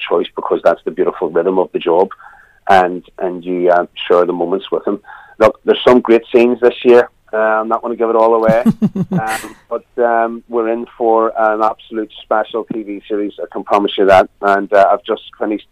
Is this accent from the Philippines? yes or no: no; Belfast, Northern Ireland, United Kingdom; accent: Belfast